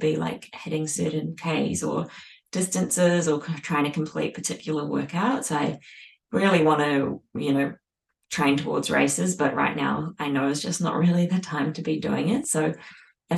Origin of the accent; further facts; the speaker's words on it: New Zealand; now in Australia; I'm now a Kiwi Aussie